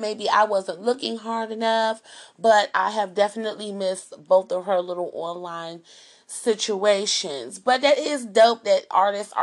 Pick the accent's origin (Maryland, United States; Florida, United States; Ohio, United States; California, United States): Maryland, United States; Montgomery County; moved away as an adult; now in Washington, D.C., United States; I grew up in Montgomery County, I went to school out there, and then I went to college, and then I came back to the city